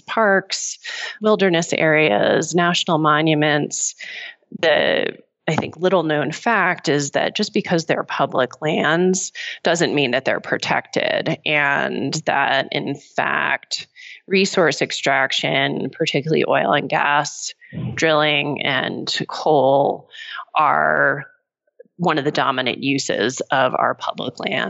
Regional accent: Pennsylvania, United States; my home state of Pennsylvania

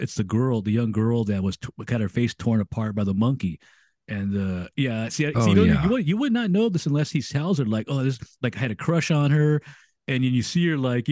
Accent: United States; I'm an American

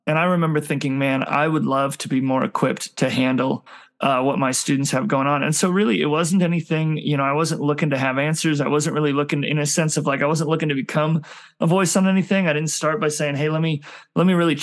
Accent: Billings, Montana, United States; I was born and raised in Montana

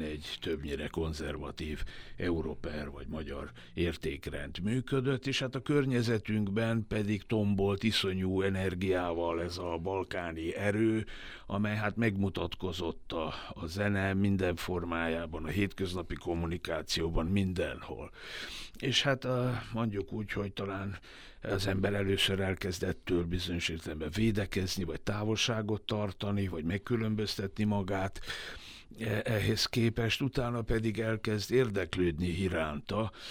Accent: Vojvodina, Serbia; moved away; vajdasági magyarként

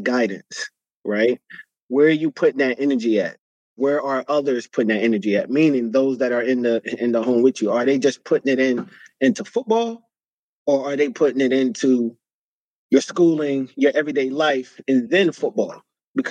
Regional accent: New York City, New York, United States; moved away; also born or lived in New Jersey; growing up in the South Bronx and then eventually moving to the suburbs of New Jersey

